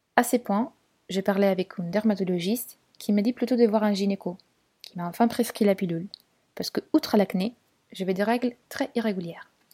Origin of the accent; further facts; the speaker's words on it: Turin, Piedmont, Italy; French is a second language; moved away as an adult; also born or lived in London; now in Paris, France; à Turin, ma ville natale.